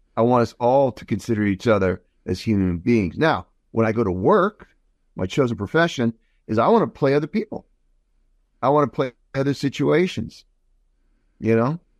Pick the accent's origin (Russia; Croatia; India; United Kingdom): Croatia; I'm from Croatia